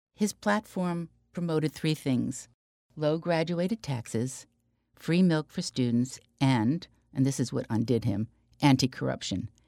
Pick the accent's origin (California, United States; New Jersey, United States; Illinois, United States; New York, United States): New Jersey, United States; Secaucus; Growing up in Secaucus, New Jersey, which was only a short bus ride through the Lincoln Tunnel from Manhattan